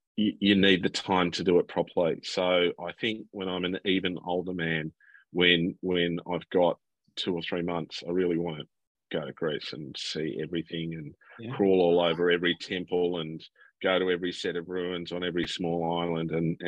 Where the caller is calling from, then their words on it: Fitzroy, Victoria, Australia; I am, of course, coming from the People's Democratic Republic of Fitzroy on Wurundjeri, Woiwurrung country